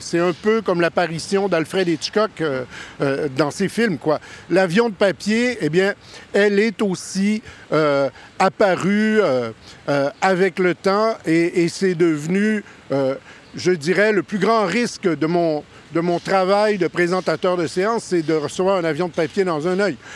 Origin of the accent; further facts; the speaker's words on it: Canada; je suis Canadien, ça s'entend